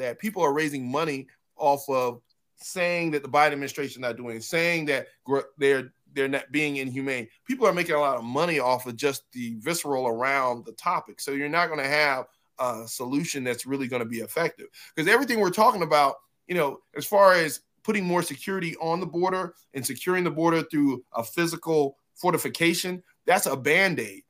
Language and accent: English; Nigeria; I'm Nigerian